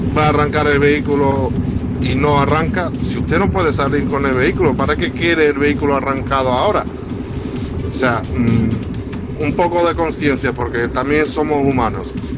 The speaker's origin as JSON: {"language": "Spanish", "town": "Huelva", "region": "Andalusia", "country": "Spain", "said": "somos de Huelva."}